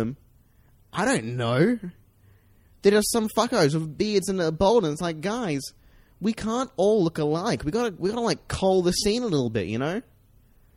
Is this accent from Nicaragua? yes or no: no; Australia; as an Australian, as a citizen of the world